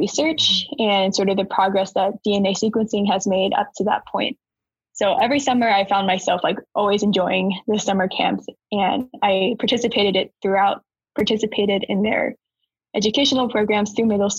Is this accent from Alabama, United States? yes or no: yes; Huntsville, Alabama, United States; moved away as an adult; also born or lived in Georgia Tech (Atlanta, Georgia); I was born and raised in Huntsville, Alabama